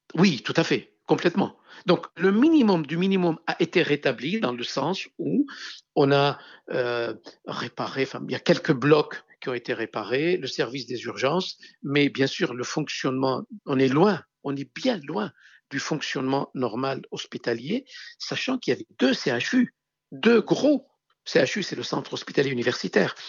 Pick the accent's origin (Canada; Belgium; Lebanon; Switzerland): Lebanon; Beirut, Beirut Governorate; also born or lived in Hérault, France; now in France; les rues de Beyrouth, ma ville natale